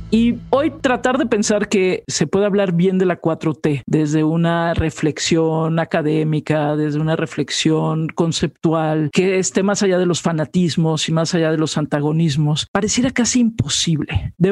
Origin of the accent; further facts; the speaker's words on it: Mexico; que soy una mujer mexicana, feminista